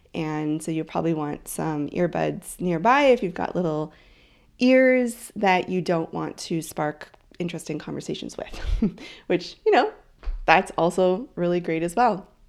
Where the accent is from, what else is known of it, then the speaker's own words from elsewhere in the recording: Canada; also born or lived in Vancouver Island; I am Canadian.